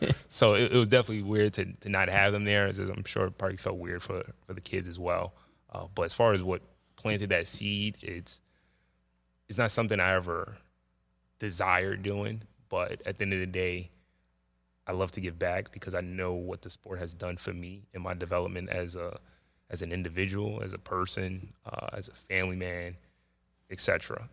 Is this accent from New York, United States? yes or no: yes; New York City, New York, United States; I grew up in, uh, Jamaica, Queens, Springfield Gardens